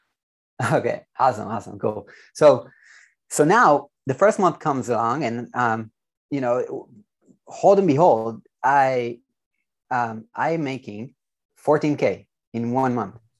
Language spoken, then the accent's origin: English; Israel; I'm from Israel, by the way, so um, born and raised